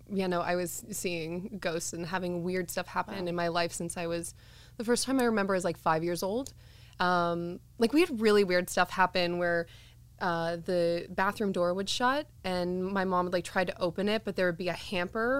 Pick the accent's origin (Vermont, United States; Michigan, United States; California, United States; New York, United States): California, United States; Santa Cruz; also born or lived in Glendora, California; when I was like 9 years old, my parents moved me up to Santa Cruz